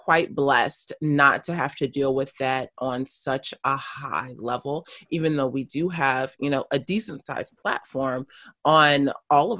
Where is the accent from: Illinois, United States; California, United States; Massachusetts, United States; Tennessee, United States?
California, United States; Los Angeles; also born or lived in South Africa; I am born and raised in Los Angeles South Los Angeles for the first 15, 16 years of my life, and then moved up to a suburb